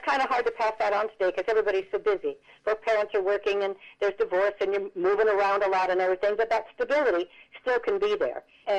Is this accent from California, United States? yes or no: no; Reno, Nevada, United States; also born or lived in Las Vegas; I was raised in Nevada where there's prostitution and legal gambling. My mother and father were divorced. Mm-hmm. I lived in Reno. My father lived in Las Vegas.